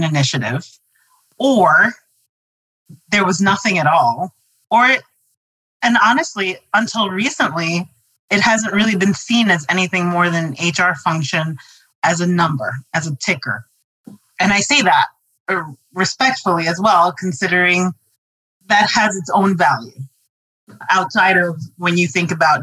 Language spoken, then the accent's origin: English; New York City, New York, United States; going to New York City public schools